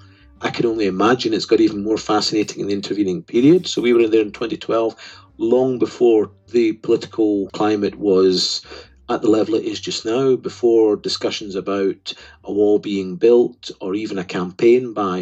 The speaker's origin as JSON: {"language": "English", "country": "United Kingdom", "said": "being a British citizen, you know, and you're celebrating this departure from my home country"}